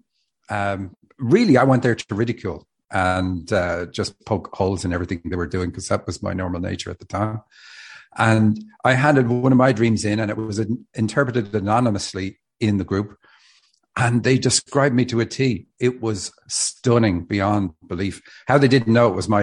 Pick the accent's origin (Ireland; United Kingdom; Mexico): Ireland; Dublin, Leinster; moved away as an adult; now in Seattle, United States; I live in Seattle. I'm from Dublin, Ireland. Moved to Seattle 10 years ago